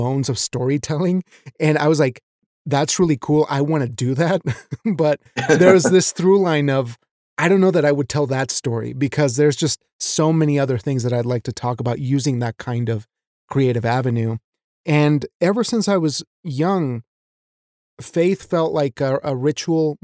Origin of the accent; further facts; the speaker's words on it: Mexico; moved away; I was raised in Mexico